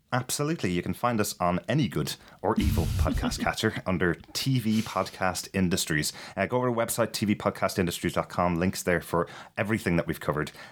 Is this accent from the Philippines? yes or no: no; Ireland; I'm Irish